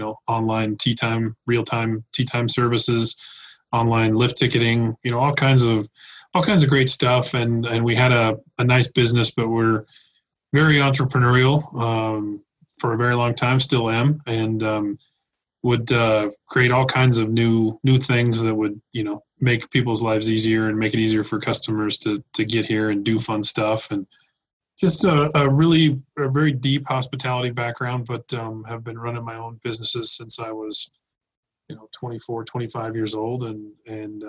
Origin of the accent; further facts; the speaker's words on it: Reno, Nevada, United States; Born and raised in Reno, Nevada